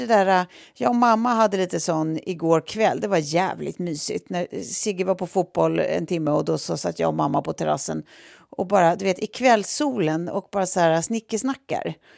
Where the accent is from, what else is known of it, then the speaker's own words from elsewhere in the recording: Sweden; som svenskar